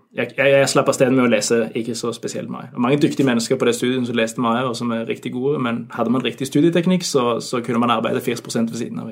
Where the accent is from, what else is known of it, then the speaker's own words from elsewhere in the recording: Norway; moved away as an adult; now in Denmark; jeg er nordmann